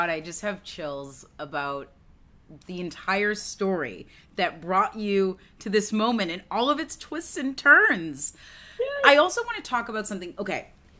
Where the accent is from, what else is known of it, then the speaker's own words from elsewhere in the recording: Massachusetts, United States; I am from Massachusetts.